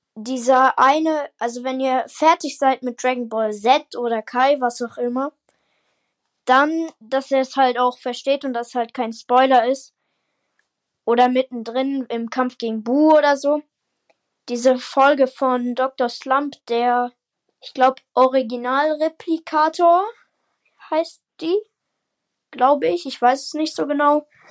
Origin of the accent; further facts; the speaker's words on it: Baden-Württemberg, Germany; Also ich komme aus Baden-Württemberg, nicht aus Bayern